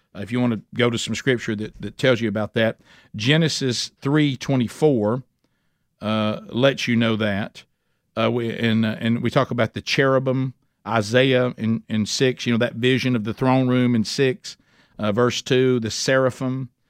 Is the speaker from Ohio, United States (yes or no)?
no; Alabama, United States; I'm from Alabama